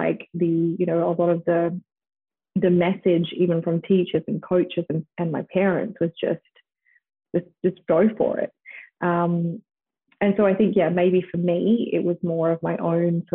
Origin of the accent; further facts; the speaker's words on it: Australia; moved away as an adult; also born or lived in United States; growing up in Australia